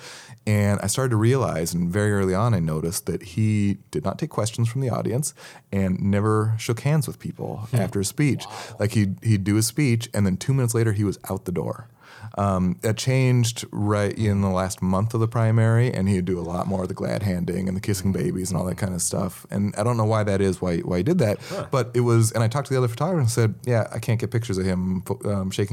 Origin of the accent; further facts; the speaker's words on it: Montana, United States; moved away; also born or lived in Seattle; I grew up in Montana